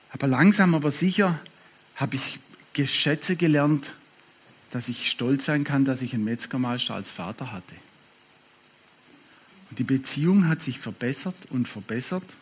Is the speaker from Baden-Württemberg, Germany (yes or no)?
yes; Baden-Württemberg, Germany; Schwarzwald ist komisch. Als Schwabe ist der Schwarzwald Komisch.